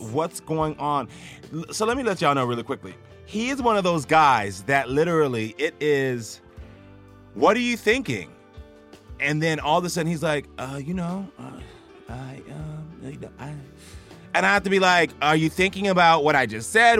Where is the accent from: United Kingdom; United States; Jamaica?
Jamaica; I'm Jamaican, so, you know, when I take Ian to Jamaica all the time